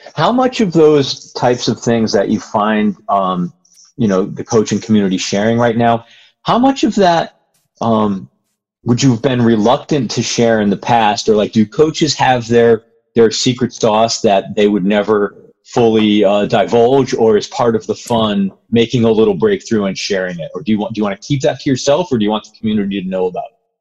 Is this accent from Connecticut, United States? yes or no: yes; Connecticut, United States; when I was a kid, I grew up in Connecticut